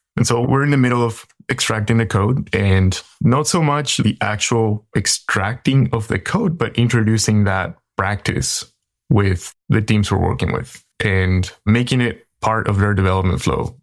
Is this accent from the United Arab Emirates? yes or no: no; Paraguay; now in San Francisco Bay Area, United States; I am in the San Francisco Bay Area, but I'm originally from Paraguay, in South America